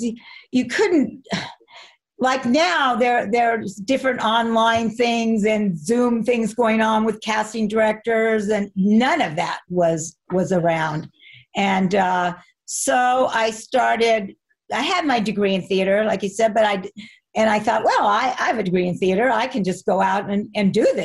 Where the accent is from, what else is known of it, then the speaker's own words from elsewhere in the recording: Arcadia, California, United States; also born or lived in Pasadena, California; I grew up in Arcadia